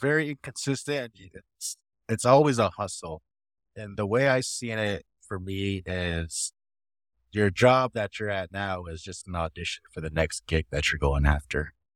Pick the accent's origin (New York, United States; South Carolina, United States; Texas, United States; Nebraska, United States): Nebraska, United States; Winnebago tribe of; I am from the Winnebago tribe of Nebraska.